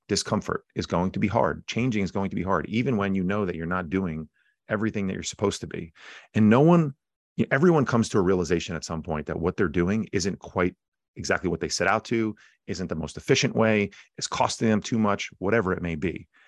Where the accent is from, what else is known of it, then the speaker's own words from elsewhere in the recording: New Jersey, United States; I'm a guy from Jersey